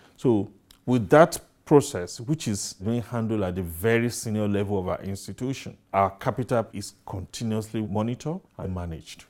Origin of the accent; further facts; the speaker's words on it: Nigeria